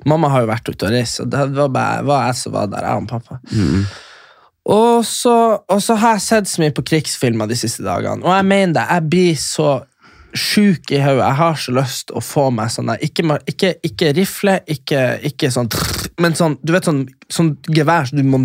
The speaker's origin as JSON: {"language": "Norwegian", "area": "Fauske to Narvik", "region": "Nordland", "country": "Norway", "said": "Fauske til Narvik, det er der jeg er fra."}